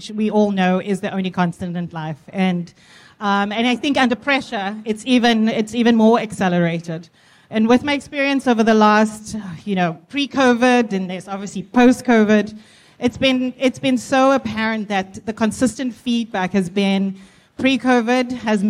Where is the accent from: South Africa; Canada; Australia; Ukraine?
South Africa; now in United States; I am South African, based in the US.